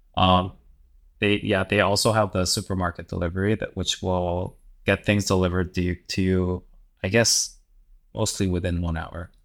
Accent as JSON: {"language": "English", "region": "Daegu", "country": "South Korea", "tie": "born or raised there", "moved": "yes", "said": "Daegu, which is my hometown and which is also where my parents live"}